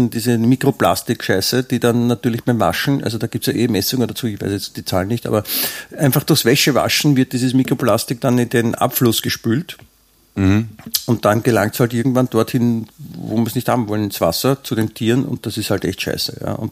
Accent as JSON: {"language": "German", "region": "Vienna", "country": "Austria", "lives_now": "Grado, Italy", "said": "Ich bin in Grado gemeldet, aber und Deutscher, aber ein echter Wiener."}